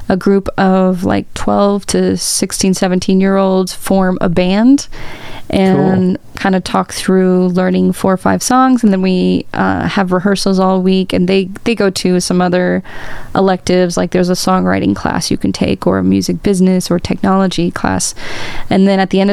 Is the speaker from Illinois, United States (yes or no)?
yes; Urbana, Illinois, United States; also born or lived in Bloomington-Normal, Illinois; I haven't really lived anywhere else outside of Illinois. I lived in Bloomington Normal for 6 years for school and then came back here 4 or 5 years ago